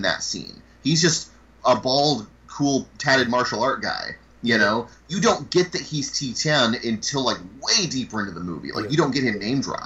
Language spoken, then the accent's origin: English; United States